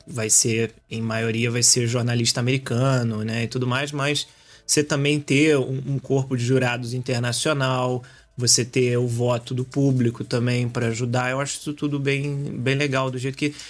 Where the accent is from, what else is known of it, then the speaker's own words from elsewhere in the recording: Rio de Janeiro, Brazil; now in Portugal; eu sou carioca